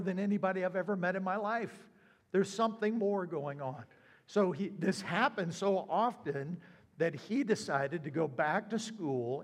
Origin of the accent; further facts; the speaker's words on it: South Carolina, United States; also born or lived in upstate New York / Florida; now in Ohio, United States; I'm originally from South Carolina.